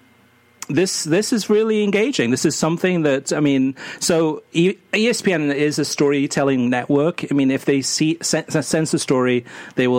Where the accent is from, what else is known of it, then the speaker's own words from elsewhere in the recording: Wales, United Kingdom; now in United States; I'm Welsh. I was born in Wales. I'm American too.